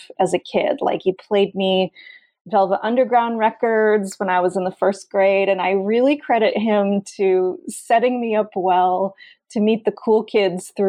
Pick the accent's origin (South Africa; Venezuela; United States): United States; Allentown, Pennsylvania; I grew up in Allentown, Pennsylvania, which is a little town quite near Philadelphia